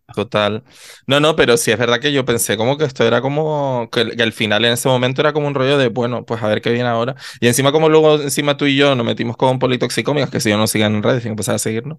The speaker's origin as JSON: {"language": "Spanish", "area": "south of Tenerife", "region": "Canary Islands", "country": "Spain", "said": "somos del sur de Tenerife"}